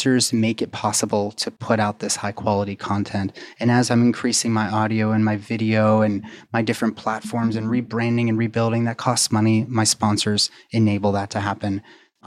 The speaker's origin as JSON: {"language": "English", "town": "Pittsburgh", "region": "Pennsylvania", "country": "United States", "tie": "born or raised there", "said": "my hometown of Pittsburgh"}